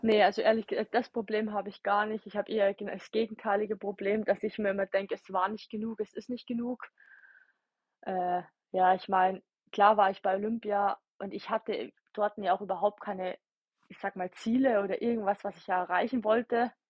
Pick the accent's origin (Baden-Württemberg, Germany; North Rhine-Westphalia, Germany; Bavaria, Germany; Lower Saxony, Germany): Bavaria, Germany; Ingolstadt; ich bin ja aus Ingolstadt